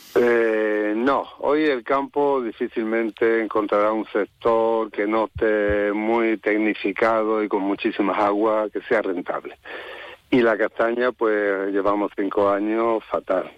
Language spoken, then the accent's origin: Spanish; Málaga, Andalusia, Spain; also born or lived in Valle del Genal; yo soy de Málaga, me crié en Málaga